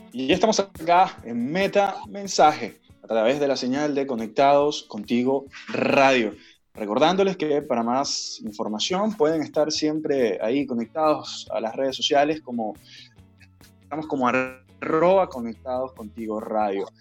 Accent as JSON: {"language": "Spanish", "country": "Venezuela", "moved": "yes", "lives_now": "Chile", "said": "yo, eh, que soy venezolano"}